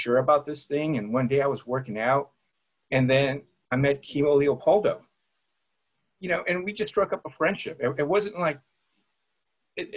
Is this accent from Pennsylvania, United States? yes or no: no; Santa Ana, California, United States; That's where I grew up. I grew up in Santa Ana